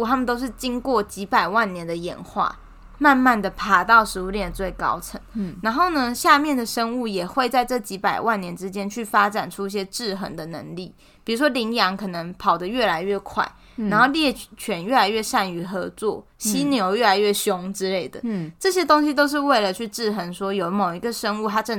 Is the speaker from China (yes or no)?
no; Taiwan; 为什么大家都相信我是台湾人，然后美国人相信他是美国人？